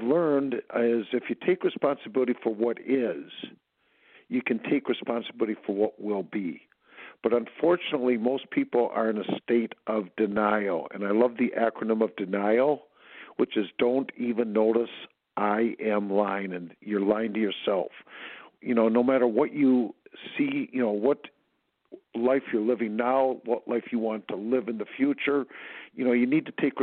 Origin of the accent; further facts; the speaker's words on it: Minneapolis, Minnesota, United States; I grew up in the Twin Cities, Minneapolis, Minnesota